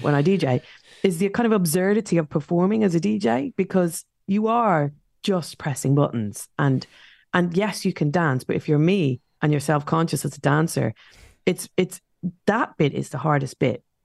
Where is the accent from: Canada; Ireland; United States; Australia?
Ireland; Dublin, Leinster; now in London, United Kingdom; in our estate where I grew up in South Dublin